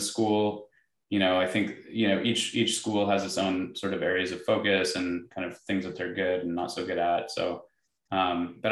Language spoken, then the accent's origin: English; Dubai, United Arab Emirates; moved away; where I grew up in Dubai